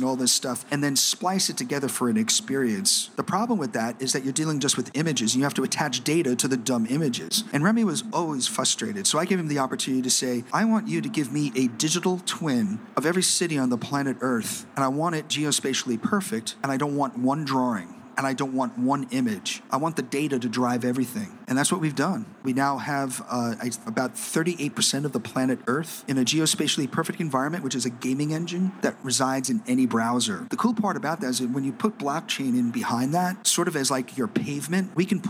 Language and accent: English; New York City, New York, United States; moved away; also born or lived in Shanghai, China; I was born and bred in New York City